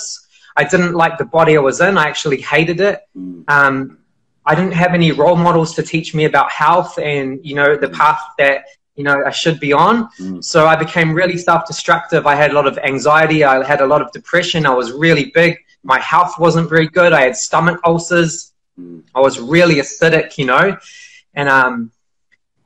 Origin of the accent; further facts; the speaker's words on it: Auckland, New Zealand; I grew up in New Zealand. I grew up in a city called Auckland, in West Auckland